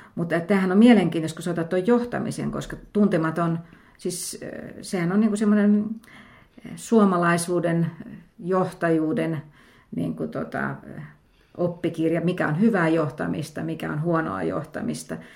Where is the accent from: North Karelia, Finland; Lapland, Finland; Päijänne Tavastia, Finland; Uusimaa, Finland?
Päijänne Tavastia, Finland; Lahti; mä olen Lahdesta kotoisin